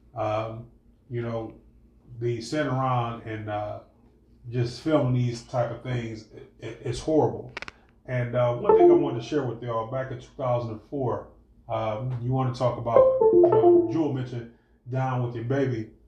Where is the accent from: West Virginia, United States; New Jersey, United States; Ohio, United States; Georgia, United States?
Ohio, United States; Cleveland; we grew up in Cleveland